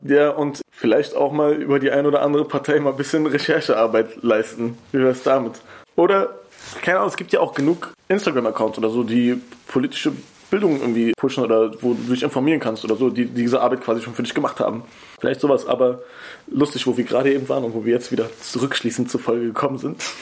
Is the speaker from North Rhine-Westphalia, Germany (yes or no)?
no; Berlin, Germany; Ich komme natürlich irgendwie aus Kreuzberg, aber zum Beispiel bei mir ist es so, ich komme nicht aus einer bildungsfernen Familie